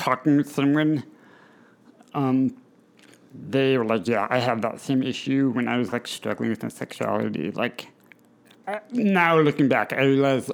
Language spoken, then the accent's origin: English; Indiana, United States; moved away as an adult; now in Harrisburg, United States; I'd come back to Indiana